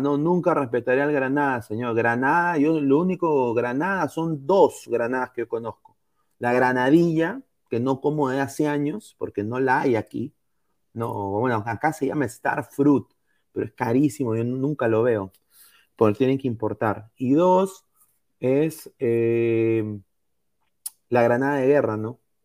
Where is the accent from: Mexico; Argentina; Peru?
Peru; Como peruano